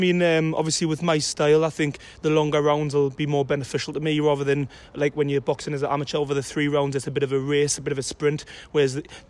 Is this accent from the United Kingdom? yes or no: yes; North East England, United Kingdom; obviously in my hometown as well